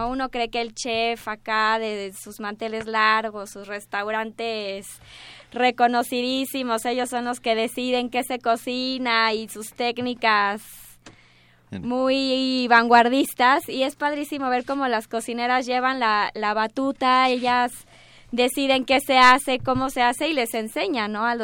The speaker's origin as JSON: {"language": "Spanish", "country": "Mexico", "said": "somos mexicanos"}